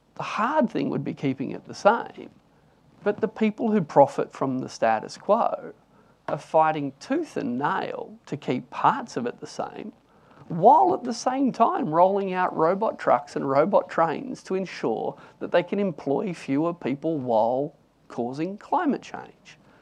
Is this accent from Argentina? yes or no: no; Newcastle, New South Wales, Australia; I grew up in Newcastle and I wanted to work in the coal mines when I tried to leave school at 15